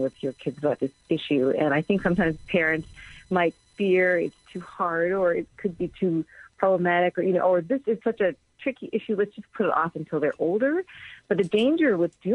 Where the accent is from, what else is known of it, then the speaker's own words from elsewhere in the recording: United States; I'm Korean American